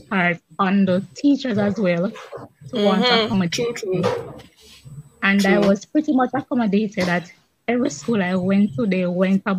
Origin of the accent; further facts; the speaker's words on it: Kingston, Jamaica; I was born in Kingston